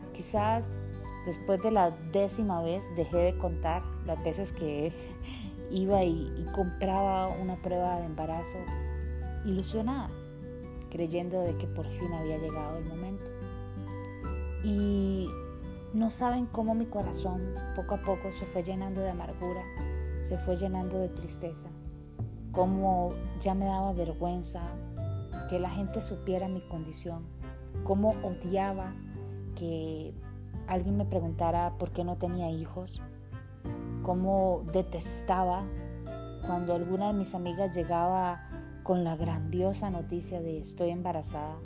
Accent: Costa Rica; vivía en un país tropical, Costa Rica

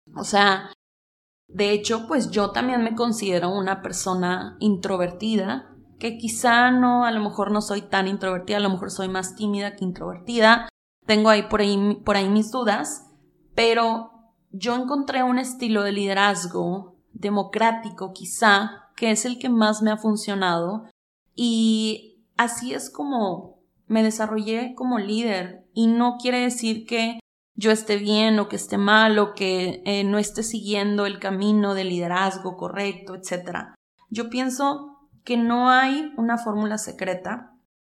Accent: Mexico; Este libro también es un llamado a mi país, México

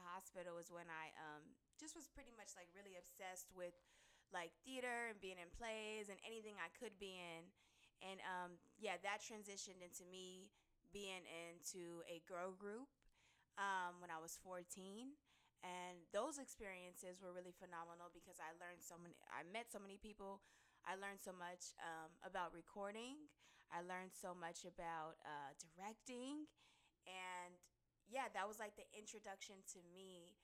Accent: Los Angeles, California, United States; I'm born and raised in Los Angeles

